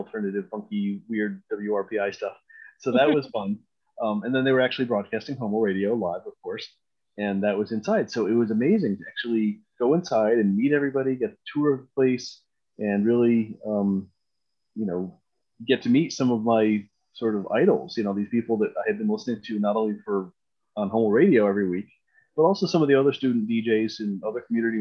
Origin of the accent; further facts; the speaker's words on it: Scotia, New York, United States; I grew up in Scotia, which is, you know, for those out of the area, a small town, you know, maybe about 20 miles west of Albany.